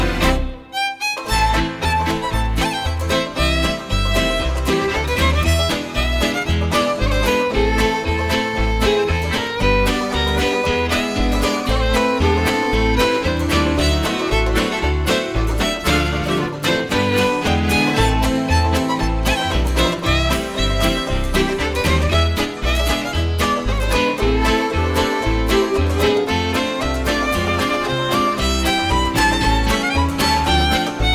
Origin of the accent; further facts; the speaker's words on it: Edmonton, Alberta, Canada; I grew up in Edmonton, Alberta